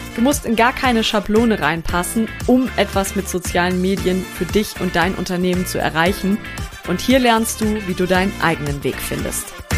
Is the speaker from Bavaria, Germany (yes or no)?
no; North Rhine-Westphalia, Germany; ich aus Westfalen